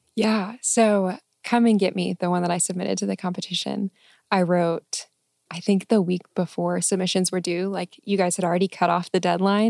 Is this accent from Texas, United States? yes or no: yes; Arlington, Texas, United States; moved away as an adult; also born or lived in San Diego; Arlington, Texas